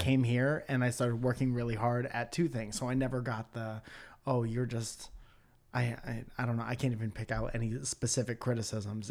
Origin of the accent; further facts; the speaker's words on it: Connecticut, United States; moved away; I'm from Connecticut.